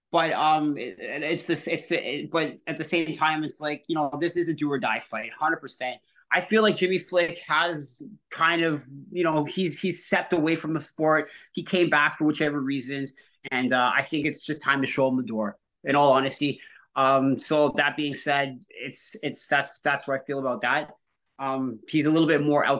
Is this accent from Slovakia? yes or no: no; Canada; a Canadian athlete